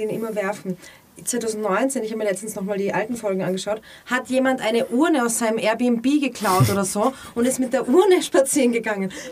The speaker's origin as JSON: {"language": "German", "region": "Berlin", "country": "Germany", "said": "bin Berliner."}